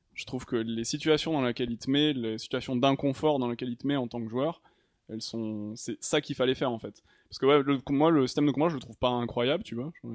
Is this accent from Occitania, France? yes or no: yes; Toulouse, Occitania, France; moved away as an adult; also born or lived in Paris; now in Montpellier, France; de Toulouse à la base